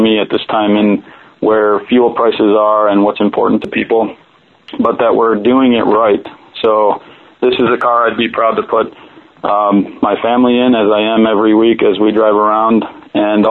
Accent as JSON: {"language": "English", "region": "New Mexico", "country": "United States", "tie": "born or raised there", "also_born_or_lived": "Detroit, Michigan", "moved": "as an adult", "said": "from the time I was a little kid, growing up in New Mexico"}